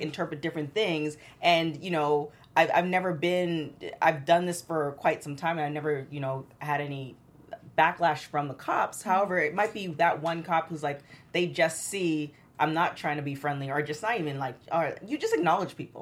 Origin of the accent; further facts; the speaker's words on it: Toronto, Ontario, Canada; now in Los Angeles, United States; growing up in Toronto